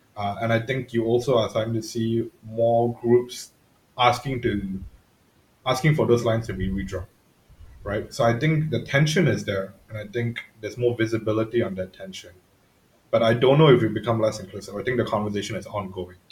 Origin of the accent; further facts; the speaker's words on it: Singapore; being Singaporean